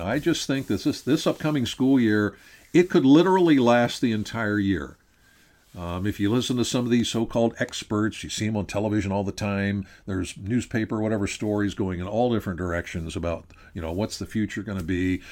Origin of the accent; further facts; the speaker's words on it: Pennsylvania, United States; I'm from Pennsylvania